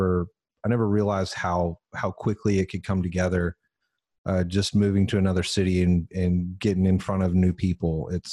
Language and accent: English; Odessa, Texas, United States; now in Austin, United States; I grew up in the armpit of the planet, Odessa, Texas.